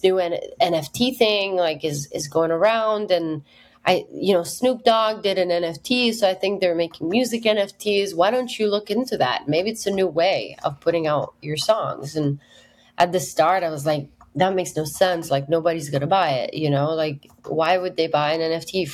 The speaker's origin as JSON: {"language": "English", "country": "Italy", "tie": "born or raised there", "also_born_or_lived": "United Kingdom / Berlin / Nashville", "moved": "as an adult", "said": "my hometown in Italy"}